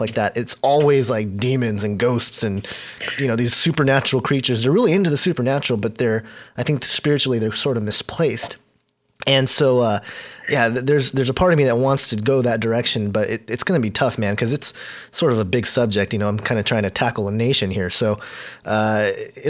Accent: Southern California, United States; I was born in America, not just America. I was born in Southern California

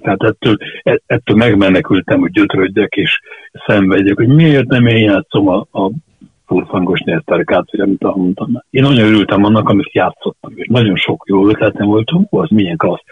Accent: Budapest, Hungary; also born or lived in Csillebérc, Budapest; zuglóban nőttem fel, de hát az is város

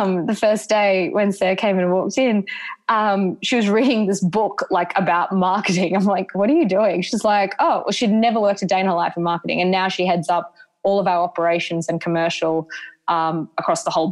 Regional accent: Brisbane, Queensland, Australia; moved away as an adult; also born or lived in London, United Kingdom; having last worked at Sports Girl as a casual at Indooroopilly when I was growing up

